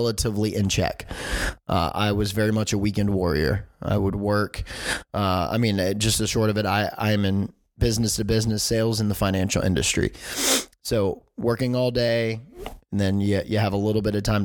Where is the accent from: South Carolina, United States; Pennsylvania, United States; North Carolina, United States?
North Carolina, United States; Charlotte; I grew up here in Charlotte and a very, very normal life